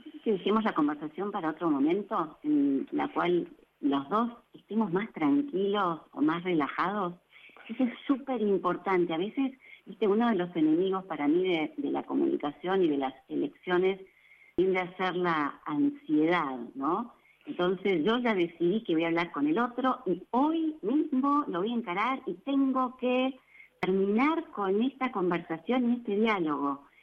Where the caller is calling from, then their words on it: Banfield, Buenos Aires Province, Argentina; Buenas noches, eh … de Banfield y tengo una pregunta para la licenciada.